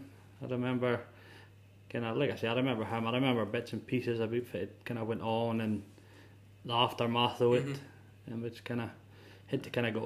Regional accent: Aberdeen, Scotland, United Kingdom; Aye, born and raised Aberdeen. An area around about Seaton, down the beach kind of way.

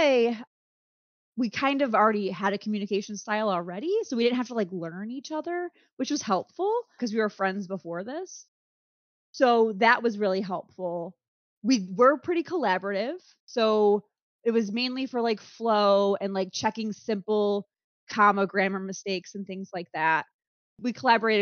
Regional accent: United States; as an American

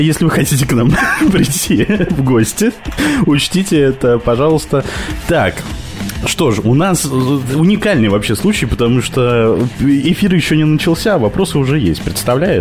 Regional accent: Petropavlovsk-Kamchatsky, Kamchatka Krai, Russia; now in Moscow, Russia; я говорил с Петропавловска-Камчатского

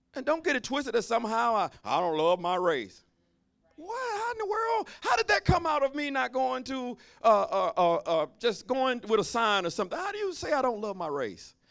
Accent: Alabama, United States; I'm from Alabama

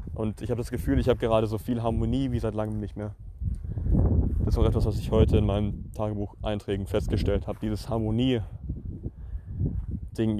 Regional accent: near Pforzheim, Baden-Württemberg, Germany; also born or lived in Switzerland; Ich bin zurückgekehrt, um hierher in meine, nahe, nahe, nahe meiner Heimatstadt in Pforzheim Wirtschaftsingenieurswesen international zu studieren

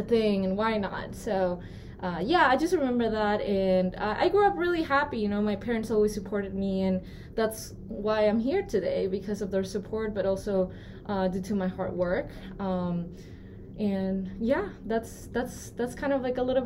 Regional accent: Peru; moved away as an adult; now in United States; So I grew up in Peru, first of all. I'm not from here.

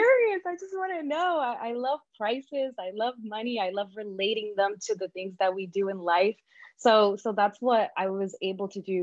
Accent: New York City, New York, United States; also born or lived in Dominican Republic; growing up in Brooklyn and working in the fashion industry

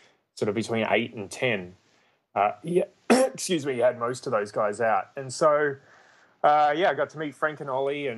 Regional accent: Melbourne, Victoria, Australia; moved away as an adult; now in United States; I'm from Australia in Melbourne

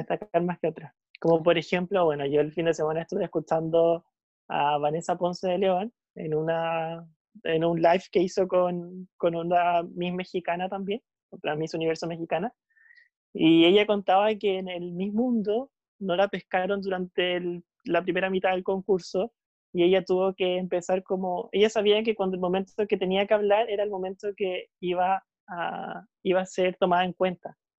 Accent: Chile; nosotros como chilenos

